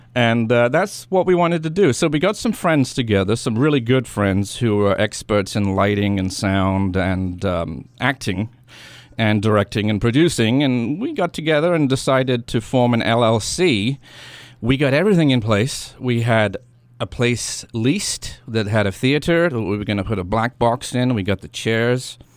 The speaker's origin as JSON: {"language": "English", "region": "England", "country": "United Kingdom", "tie": "born or raised there", "also_born_or_lived": "Washington, D.C. area, United States", "moved": "yes", "lives_now": "New Hampshire, United States", "said": "I grew up in England"}